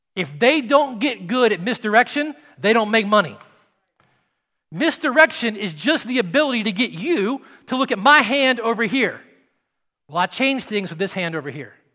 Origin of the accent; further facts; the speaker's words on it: Nashville, Tennessee, United States; I'm from Nashville